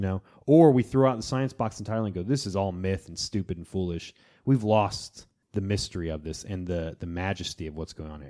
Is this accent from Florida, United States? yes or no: yes; Florida, United States; in my hometown of Florida